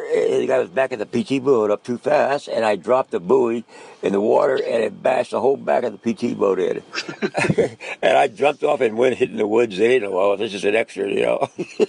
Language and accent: English; Philadelphia, Pennsylvania, United States; born there; also born or lived in Key West, United States / Newport, United States / Groton, United States / Huntington Beach, United States; No, I was born in Philadelphia.